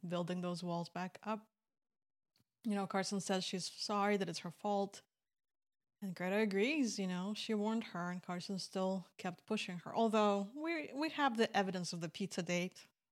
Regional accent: Belarus; moved away; When I was growing up in Belarus

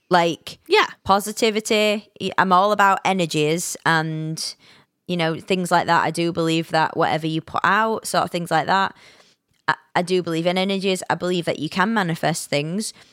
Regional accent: Yorkshire and the Humber, United Kingdom; I'm a Yorkshire lass

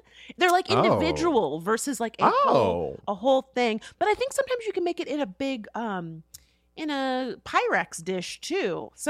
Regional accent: Florida, United States; that was in my home state, okay?

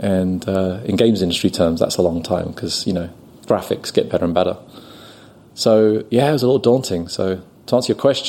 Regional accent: London, United Kingdom; now in San Diego, United States; I'm from London

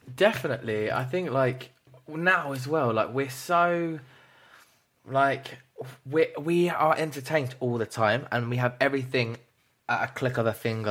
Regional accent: United Kingdom; as British people as well, we're all fucking that way

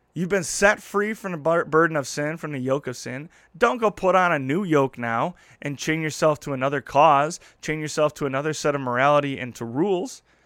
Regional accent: Midwest, United States; as a Midwesterner, as someone from the community I grow up grew up

